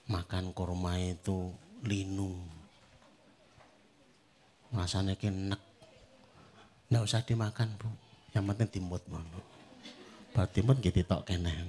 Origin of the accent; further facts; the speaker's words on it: Java, Indonesia; Ya rawahu wong Jawa, ya wes. Nah, saya orang Jawa melu cocok.